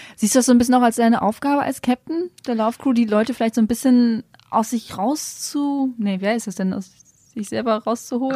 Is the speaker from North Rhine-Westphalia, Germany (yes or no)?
yes; Münsterland, North Rhine-Westphalia, Germany; moved away as an adult; also born or lived in Düsseldorf; now in Berlin, Germany; Ich komme äh, ursprünglich aus dem Münsterland, also auch mhm. aus NRW